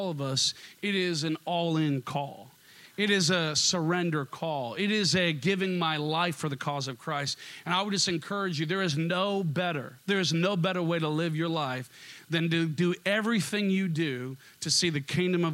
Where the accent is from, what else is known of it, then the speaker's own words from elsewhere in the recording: Minnesota, United States; accent: Minnesota; moved away as an adult; also born or lived in Seattle; my Minnesota accent